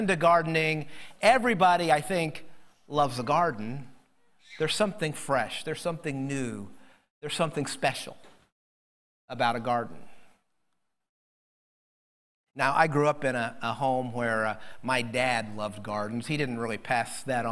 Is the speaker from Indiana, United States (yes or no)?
yes; Indiana, United States; moved away; little house where I grew up in Indiana